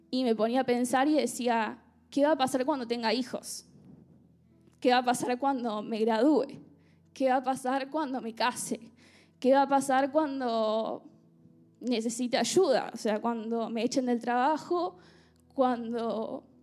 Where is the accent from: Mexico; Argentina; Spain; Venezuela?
Argentina; moved away as an adult; durante mi adolescencia y mi niñez en Argentina, eh, la verdad que tuve una familia muy estable